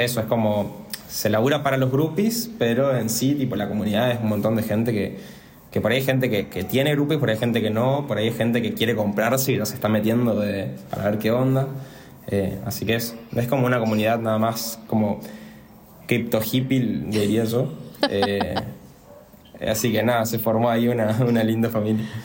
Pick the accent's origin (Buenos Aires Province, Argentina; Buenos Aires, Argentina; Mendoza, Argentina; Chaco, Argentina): Chaco, Argentina; Resistencia; soy de Resistencia Chaco